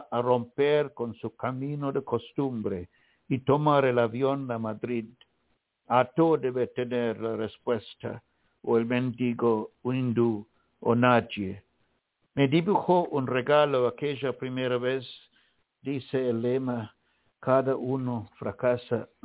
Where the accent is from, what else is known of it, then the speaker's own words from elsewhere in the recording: Sri Lanka; moved away; my own birth place, which is Ceylon